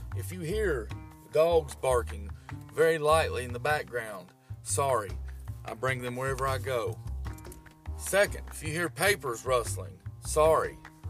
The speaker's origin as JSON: {"language": "English", "region": "East Tennessee", "country": "United States", "tie": "born or raised there"}